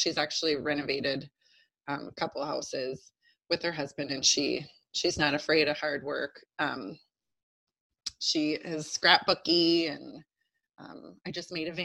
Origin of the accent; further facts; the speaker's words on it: near the Twin Cities, Minnesota, United States; I grew up just down the road, a little closer to the cities than where I am now